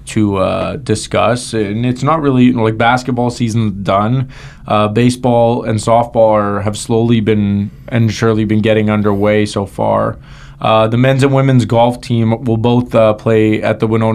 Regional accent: Canada; growing up in Canada

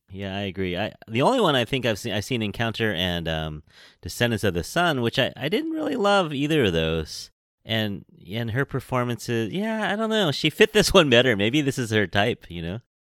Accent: San Francisco, California, United States; I'm from San Francisco, California. I am a Chinese American born here in San Francisco

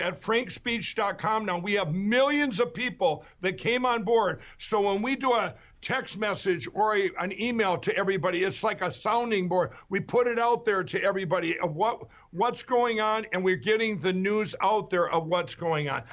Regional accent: Minnesota, United States; my home state of Minnesota

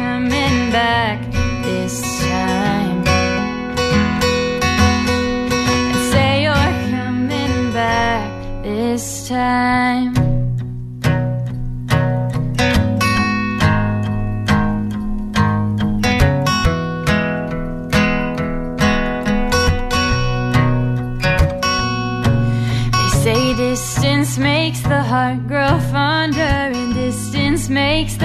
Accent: Evanston, Illinois, United States; moved away as an adult; now in Boston, United States; I'm from Chicago, a suburb called Evanston, Illinois, and I'm currently a freshman at Berklee College of Music in Boston

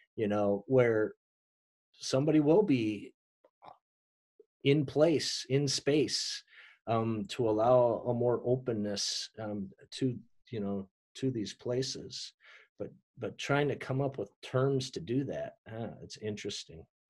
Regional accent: Minneapolis, Minnesota, United States; this church that I told you that I grew up in in Minneapolis

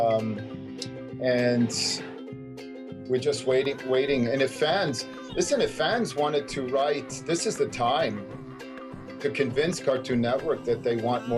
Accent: New York City, New York, United States; I was raised in New York City

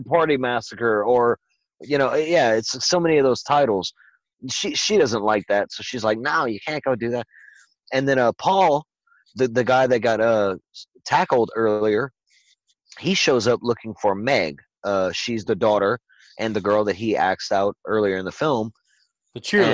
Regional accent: Louisiana, United States; it was shot in my home state

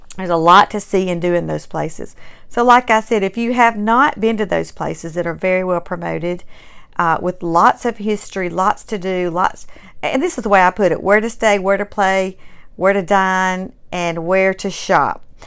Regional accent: Mississippi, United States; also born or lived in Alabama; I was born and raised in Mississippi.

